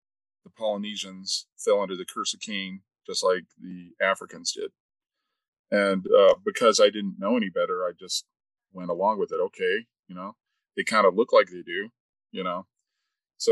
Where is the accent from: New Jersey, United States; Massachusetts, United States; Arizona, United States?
Arizona, United States; moved away as an adult; also born or lived in Utah; growing up in Arizona, I had never experienced being on the receiving end of racism until I moved to Utah